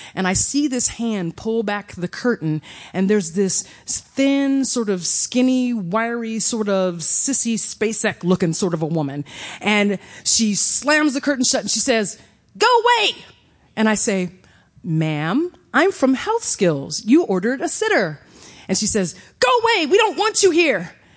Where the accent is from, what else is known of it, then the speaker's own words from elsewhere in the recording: Evansville, Indiana, United States; my hometown of Evansville, Indiana